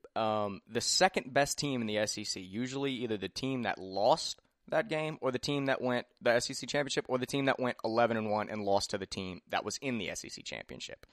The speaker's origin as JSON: {"language": "English", "town": "Opelousas", "region": "Louisiana", "country": "United States", "also_born_or_lived": "Lafayette, Louisiana", "said": "I'm from Opelousas"}